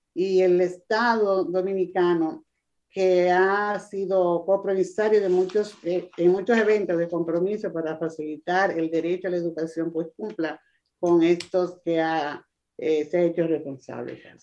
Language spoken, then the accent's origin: Spanish; Costa Rica; nuestro presidente, el presidente de Costa Rica